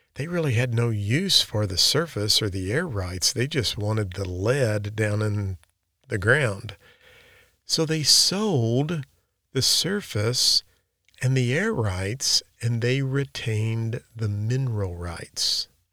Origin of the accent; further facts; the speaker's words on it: Park Hills, Missouri, United States; where I grew up in Flat River, Missouri, which is now Park Hills, Missouri